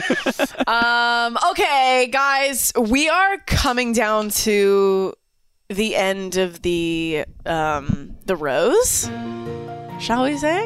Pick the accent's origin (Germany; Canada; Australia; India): Canada; I'm from Canada